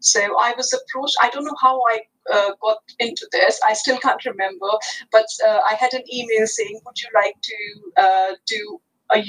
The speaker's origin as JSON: {"language": "English", "town": "New Delhi", "region": "Delhi", "country": "India", "tie": "born or raised there", "first_language": "Hindi", "second_language": "English", "moved": "as an adult", "said": "I was born in New Delhi, capital of India, and I had computing education when I was as young as I was in year five"}